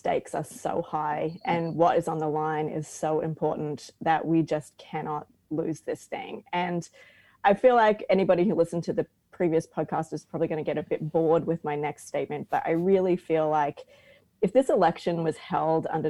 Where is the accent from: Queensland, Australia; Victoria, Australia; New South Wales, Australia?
Queensland, Australia; I'm a Queenslander